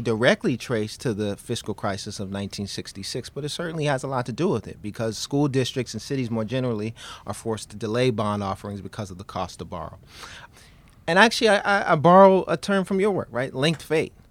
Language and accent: English; New York City, New York, United States; I, I grew up in Queens, New York